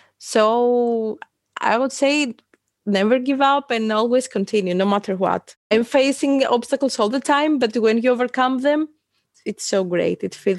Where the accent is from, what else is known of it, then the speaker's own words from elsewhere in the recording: Athens, Attica, Greece; from citywalks.live. I'm the co-creator. I come from Athens, Greece